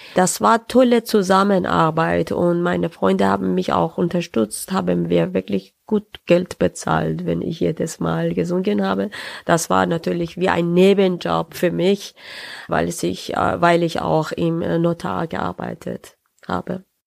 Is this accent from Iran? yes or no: yes; Tehran, Tehran Province, Iran; German is a second language; moved away as an adult; also born or lived in Saarbrücken, Germany; now in Nuremberg, Germany; Ich bin äh, 75 im Teheran geboren äh, und äh, meinen Studiumabschluss gemacht im äh, Teheran äh, und dann bin ich äh, 2004 nach Deutschland gekommen